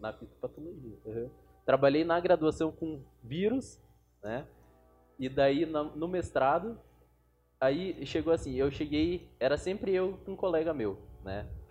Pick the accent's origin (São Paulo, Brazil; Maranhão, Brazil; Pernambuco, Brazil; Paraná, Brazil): Paraná, Brazil; Curitiba; also born or lived in Blumenau, Santa Catarina; eu nasci em Blumenau e com 3 anos de idade eu já vim para Curitiba. Então eu me considero um curitibano